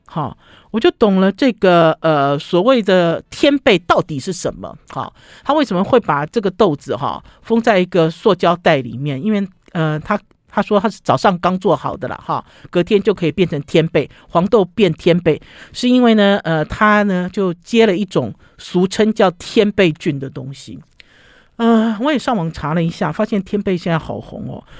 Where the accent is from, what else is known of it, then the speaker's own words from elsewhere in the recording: Taiwan; 像我们中国，像我们台湾人、中国人中式的，用的其实像一个碗